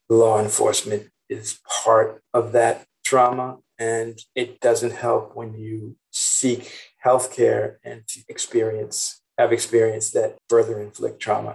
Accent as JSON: {"language": "English", "town": "Boston", "region": "Massachusetts", "country": "United States", "tie": "born or raised there", "moved": "yes", "lives_now": "San Francisco, United States", "said": "I grew up in Roxbury, which is part of Boston."}